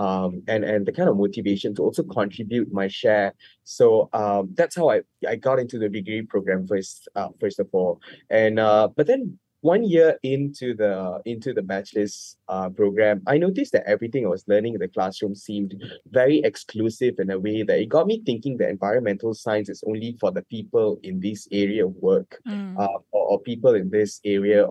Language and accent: English; Labuan, Malaysia; I grew up in Labuan